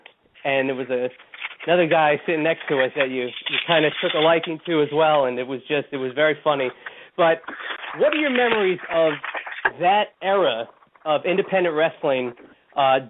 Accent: Middletown, New Jersey, United States; in my hometown of Middletown, New Jersey, at my high school, no less, Middletown South High School

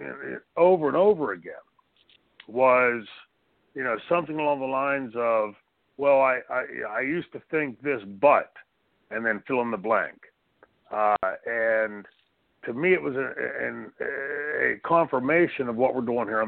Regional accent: Pittsburgh, Pennsylvania, United States; growing up in Pittsburgh, Pennsylvania.

